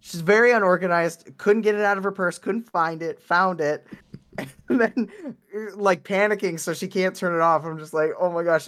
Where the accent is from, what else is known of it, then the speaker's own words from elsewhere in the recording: Wisconsin, United States; moved away; I am from Wisconsin